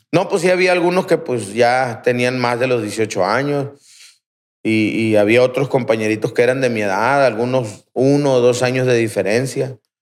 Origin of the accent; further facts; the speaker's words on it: Aguaruto, Sinaloa, Mexico; Yo soy de Aguaruto, en, la, colonia Miguel Hidalgo. Ahí crecí